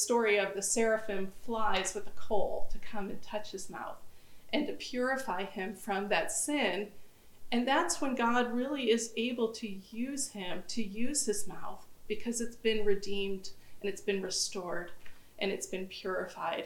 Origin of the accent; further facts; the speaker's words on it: United States; I'm from the United States.